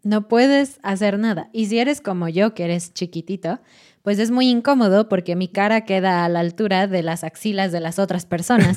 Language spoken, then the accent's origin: Spanish; Mexico City, Mexico; como mexicano, como chilango, como persona de Ciudad de México